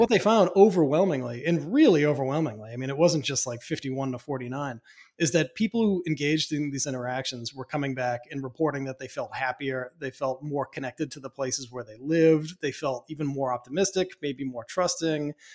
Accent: Boston, Massachusetts, United States; I come from Boston. I come from mm-hmm. very chatty people

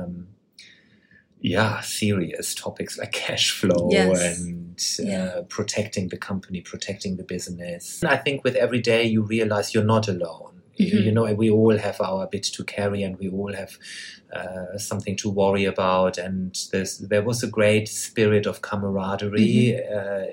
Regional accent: Germany; I come from Germany

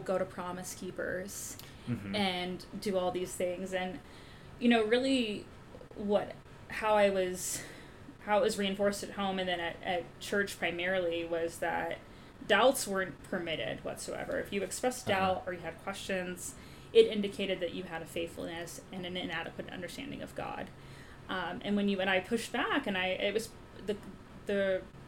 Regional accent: Texas, United States; I grew up in Texas

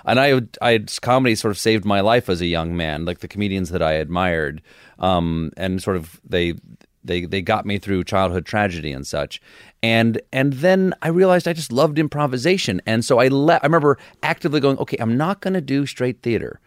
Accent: Charleston, South Carolina, United States; born or raised there; also born or lived in Washington, D.C. / James Island, South Carolina

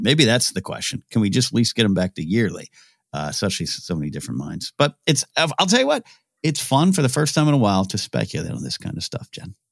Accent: Central Coast of California, United States; born or raised there; moved away

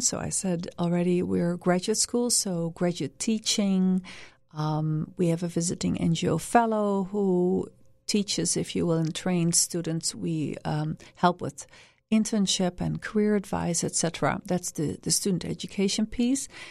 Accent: Netherlands; moved away; also born or lived in Washington, D.C., United States / Vietnam / Cambodia; I'm originally from the Netherlands

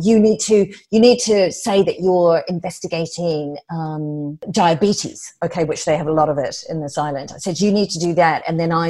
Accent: New Zealand; moved away; I come from New Zealand

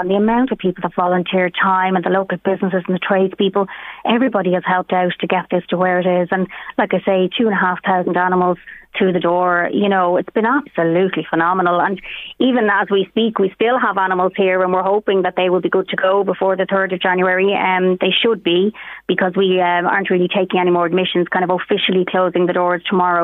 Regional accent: Meath, Leinster, Ireland; we're from Meath ourselves

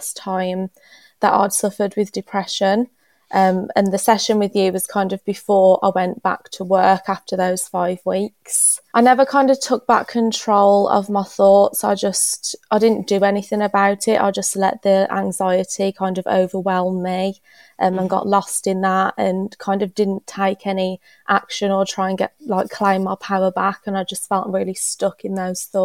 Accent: Dudley, West Midlands, United Kingdom; now in Perton, United Kingdom; I'm from Dudley, which is in the Black Country, and I'm living in Perton now, just outside Wolverhampton

